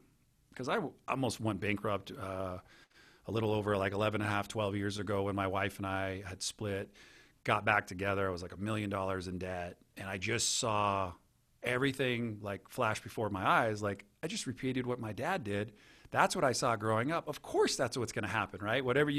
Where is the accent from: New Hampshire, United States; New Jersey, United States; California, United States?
California, United States; Santa Cruz; I grew up in Santa Cruz, California as just an average kid.